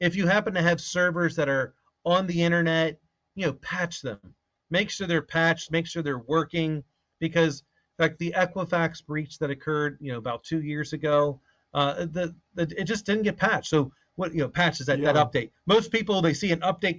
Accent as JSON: {"language": "English", "area": "right next to DC", "region": "Maryland", "country": "United States", "tie": "born or raised there", "moved": "yes", "said": "I'm from Maryland."}